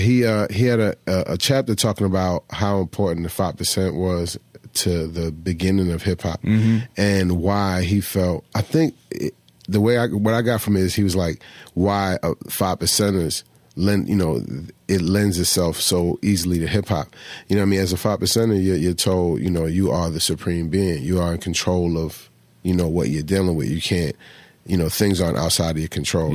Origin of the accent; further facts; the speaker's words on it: Philadelphia, Pennsylvania, United States; moved away as an adult; also born or lived in Florida; I was born in Philly